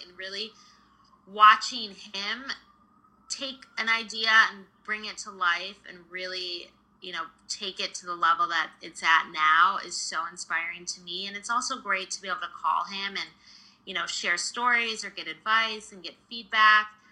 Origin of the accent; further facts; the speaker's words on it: suburbs outside of Detroit, Michigan, United States; So I grew up in Michigan in the suburbs outside of Detroit.